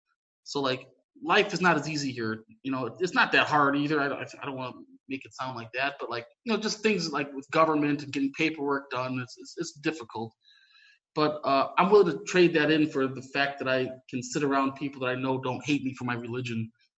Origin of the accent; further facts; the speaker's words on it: United States; moved away as an adult; now in Sarajevo, Bosnia and Herzegovina; in the United States, I'm from the United States originally, and ethnically my family's a bunch of different things, obviously you probably gathered Polish, but also my father's side is Croatian, so I do have some connections to the region ethnically.